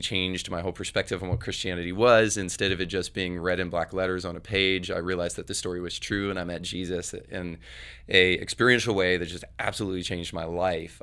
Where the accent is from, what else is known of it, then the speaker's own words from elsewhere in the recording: Northern Florida, United States; now in Tennessee, United States; I grew up in Northern Florida, which is basically, like, Lower Alabama